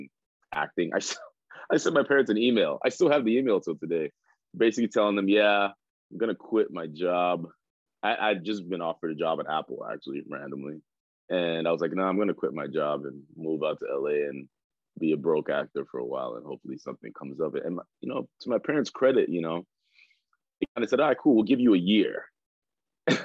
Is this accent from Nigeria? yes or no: yes; Nigeria; now in United States; I was born in Nigeria